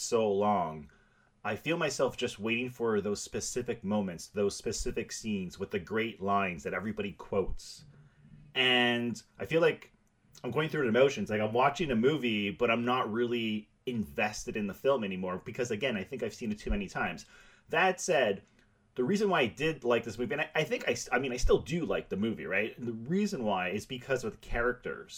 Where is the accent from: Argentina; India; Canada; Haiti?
Canada; now in Montreal, Canada; I live in Montreal